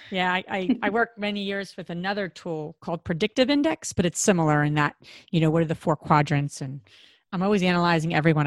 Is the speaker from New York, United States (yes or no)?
no; New Jersey, United States; we're all from Jersey